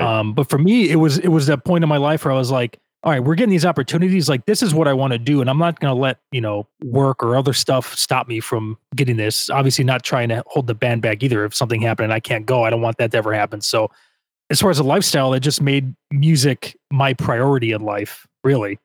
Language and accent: English; Chicago, Illinois, United States; I'm from the suburbs of Chicago, and I never go into the city